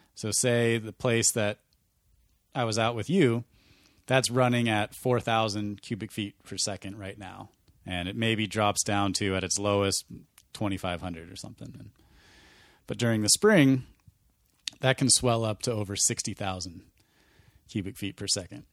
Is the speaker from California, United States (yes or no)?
no; Montana, United States; growing up in Montana